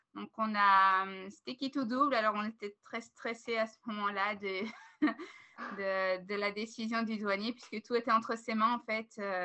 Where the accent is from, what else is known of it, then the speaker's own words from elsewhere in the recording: Belgium; moved away as an adult; now in Vancouver Island, Canada; On est une famille belge